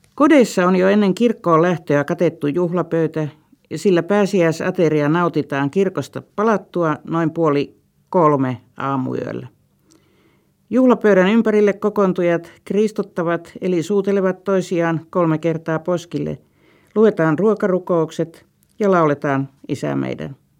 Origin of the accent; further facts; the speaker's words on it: Vyborg, Leningrad Oblast, Russia; moved away; Entisen kotikaupunkini Viipurin